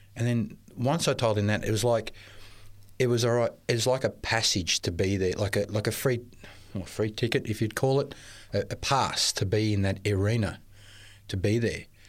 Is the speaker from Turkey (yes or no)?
no; Melbourne, Victoria, Australia; I was born in Melbourne to, um, uh, Maltese parents.